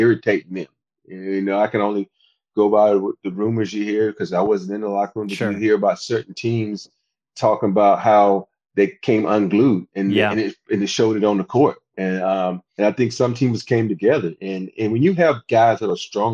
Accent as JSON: {"language": "English", "town": "Andalusia", "region": "Alabama", "country": "United States", "tie": "born or raised there", "moved": "as an adult", "said": "I grew up in a small town called Andalusia, Alabama"}